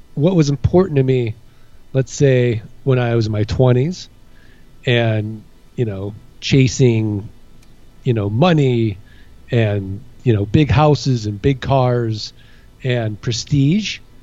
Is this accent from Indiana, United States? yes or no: no; St. Louis, Missouri, United States; moved away as an adult; also born or lived in Kansas City / Midwest; now in Phoenix, United States; I'm from uh, St. Louis, Missouri